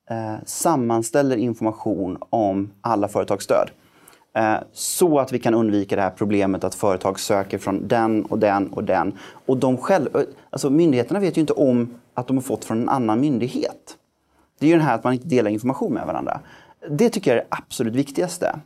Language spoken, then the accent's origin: Swedish; Gothenburg, Västra Götaland, Sweden; Jag, jag är ju, det hörs inte på dialekten längre men jag är född och uppvuxen i Göteborg